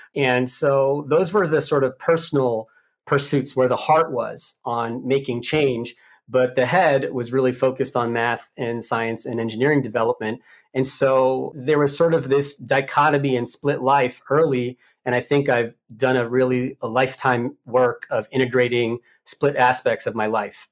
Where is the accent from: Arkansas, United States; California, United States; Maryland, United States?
Maryland, United States; Mitchellville; I'm from Maryland, Prince George's County or P G County, Maryland. Born and raised